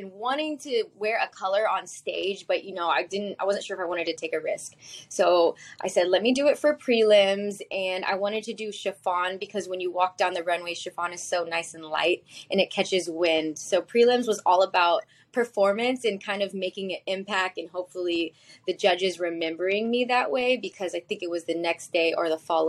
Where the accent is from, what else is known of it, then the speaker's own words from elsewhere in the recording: Texas, United States; So I grew up in Texas, but my dad is from Manila, Philippines